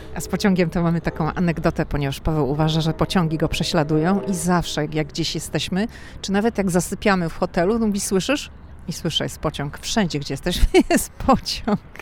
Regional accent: Szczecin, West Pomeranian Voivodeship, Poland; now in Washington, United States; My jesteśmy ze Szczecina, więc mówimy na dworze

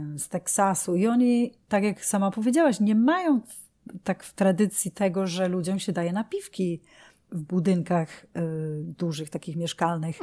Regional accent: Poland; also born or lived in United Kingdom; now in New York, United States; urodziłam się w Polsce

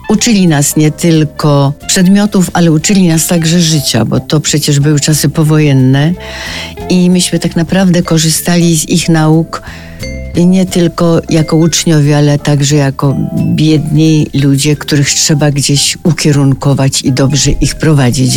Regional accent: Polanica-Zdrój, Lower Silesian Voivodeship, Poland; moved away; ja się znalazłam w Polanicy z powodu choroby mamy. Tam chodziłam do szkoły powszechnej, kończyłam szkołę powszechną

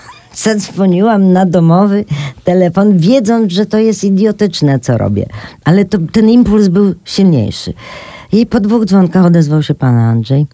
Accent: Poland

